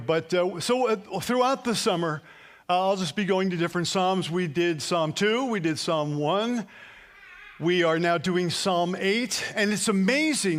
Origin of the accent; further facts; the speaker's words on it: New Jersey, United States; we're from New Jersey.